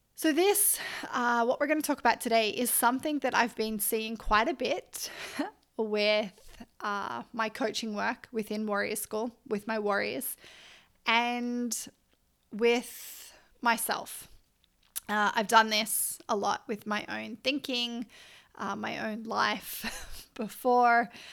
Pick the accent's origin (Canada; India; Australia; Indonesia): Australia; Byron Bay, New South Wales; also born or lived in Canberra; was born in Canberra, grew up, uh, lived there till I was nine, and then we moved up the coast near Byron Bay.